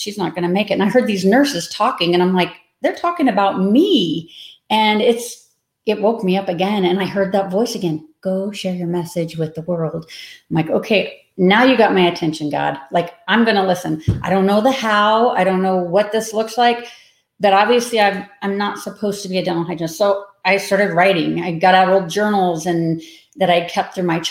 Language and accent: English; Manhattan, Kansas, United States; moved away; also born or lived in Denver, Colorado; I am from Manhattan, Kansas, which is about an hour west of Kansas City. I lived in Denver for 30 years, so I'm new to Kansas again. Kind of came back to my roots during COVID